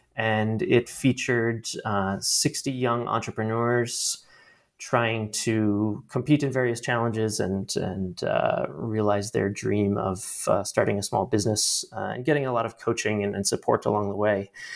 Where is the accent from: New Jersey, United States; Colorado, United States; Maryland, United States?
Maryland, United States; Baltimore; moved away; also born or lived in Washington, D.C.; I am originally from Baltimore, Maryland